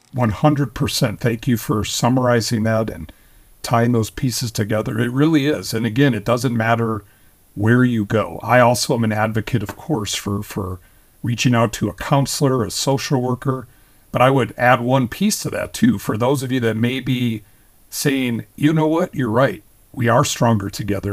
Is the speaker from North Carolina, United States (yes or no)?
no; Minnesota, United States; I was born and raised, I was born in Minnesota